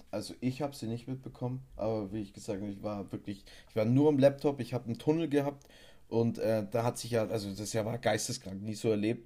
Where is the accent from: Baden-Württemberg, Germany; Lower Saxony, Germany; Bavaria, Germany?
Bavaria, Germany; bei uns in Bayern